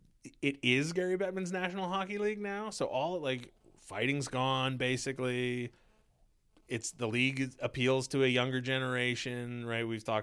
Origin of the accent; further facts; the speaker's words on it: Canada; And as this is one of the rare times where I identify as Canadian. As a Canadian, send the pros.